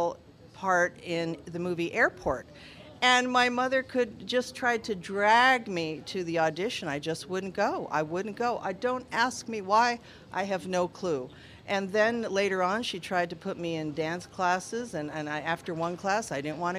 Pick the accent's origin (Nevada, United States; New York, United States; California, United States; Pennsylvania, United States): Nevada, United States; Las Vegas; also born or lived in Los Angeles; I have lived in Las Vegas most of my life, though I was born in Los Angeles